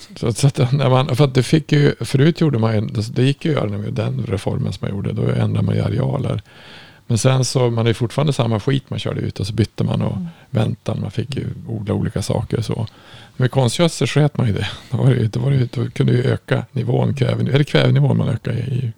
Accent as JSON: {"language": "Swedish", "region": "Norrland", "country": "Sweden", "said": "jag kommer från Norrland"}